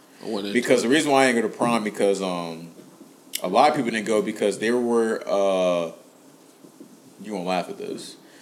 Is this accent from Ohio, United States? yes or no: yes; Cincinnati, Ohio, United States; we're from Cincinnati.